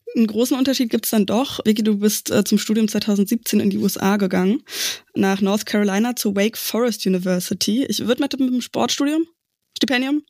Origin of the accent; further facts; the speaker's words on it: area around Berlin, Brandenburg, Germany; now in Leipzig, Germany; ich komme aus dem Umland von Berlin